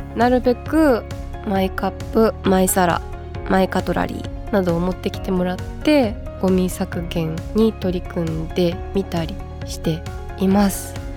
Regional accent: Fukushima, Japan; 地元福島県猪苗代で野外イベントを行ったんですけども

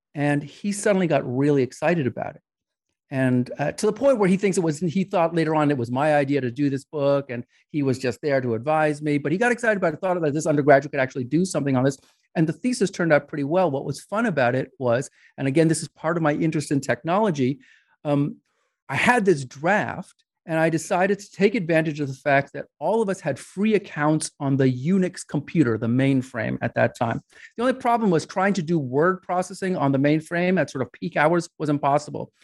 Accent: New York, United States; I grew up in New York

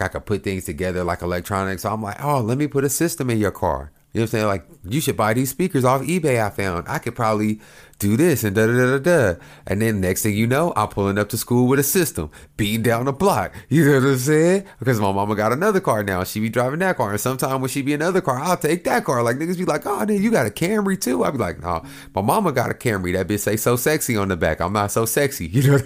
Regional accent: Oklahoma, United States; moved away; I grew up in in Oklahoma

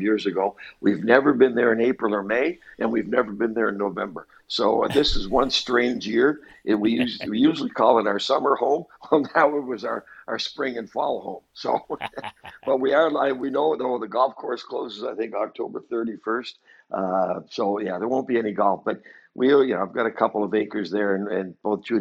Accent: Halifax, Nova Scotia, Canada; born or raised there; also born or lived in Moncton, New Brunswick

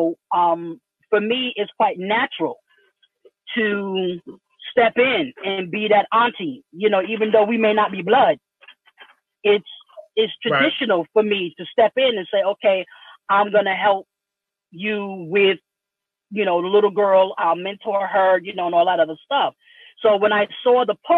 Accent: New York, United States; I'm from New York, grew up in the suburbs

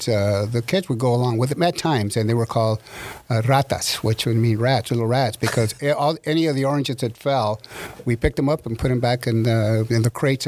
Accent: La Habra, California, United States; also born or lived in Whittier, California; I grew up in La Habra, California. I was born in Whittier, but as soon as I was born, I got the shakes because I had to be back in La Habra. I've been there for all my life.

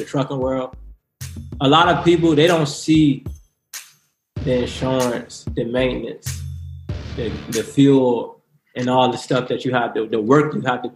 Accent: Richmond, Virginia, United States; I'm from Richmond, Virginia. I grew up in Richmond, Virginia.

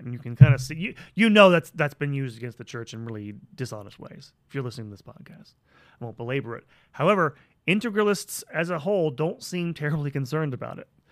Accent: United States; I'm an American

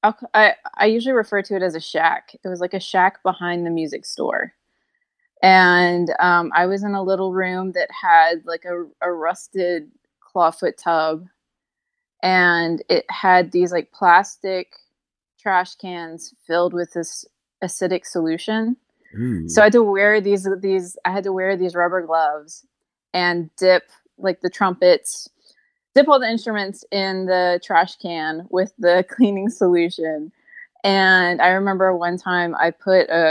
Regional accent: Lafayette, Louisiana, United States; I grew up in Lafayette, Louisiana

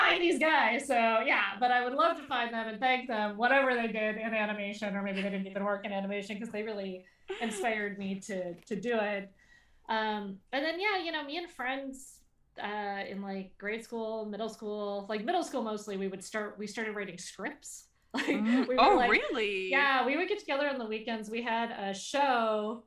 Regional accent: Calabasas, California, United States; I grew up in Calabasas. I grew up kind of outskirts of Los Angeles.

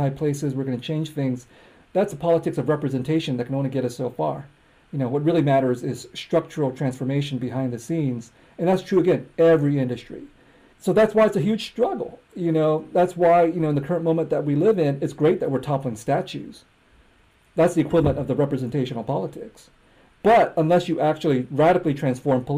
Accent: United States; also born or lived in Harrisburg, Pennsylvania; I'm an American. I grew up here. I speak English

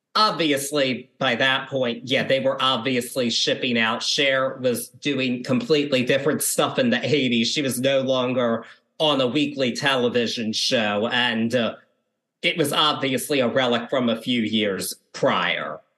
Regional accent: Baltimore, Maryland, United States; I'm from the Baltimore area

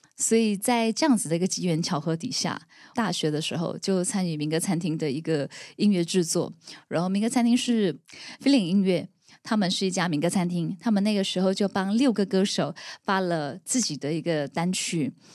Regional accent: Pontian, Johor, Malaysia; 我来自苯胗，就是柔佛的一个小镇

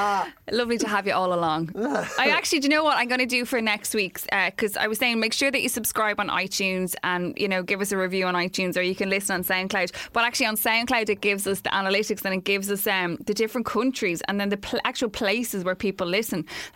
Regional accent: Ireland; especially as Irish people

